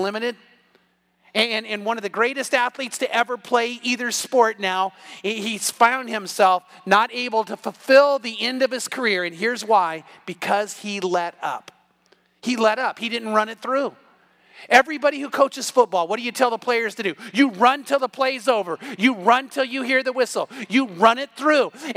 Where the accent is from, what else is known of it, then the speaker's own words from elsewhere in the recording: California, United States; moved away; I'm from California